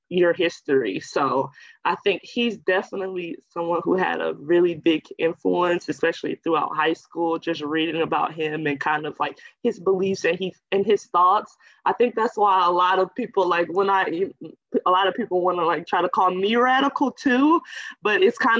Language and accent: English; Florissant, Missouri, United States; also born or lived in Iowa; I'm from St. Louis, Missouri, a little suburb called Florissant, Ferguson-Florissant area